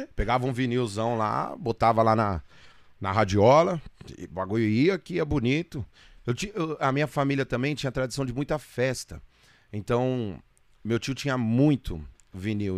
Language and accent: Portuguese; Guarulhos, São Paulo, Brazil; eu sou de Guarulhos